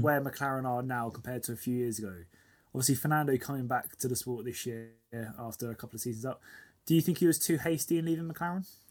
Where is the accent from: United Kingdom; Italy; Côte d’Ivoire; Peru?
United Kingdom; we're both British.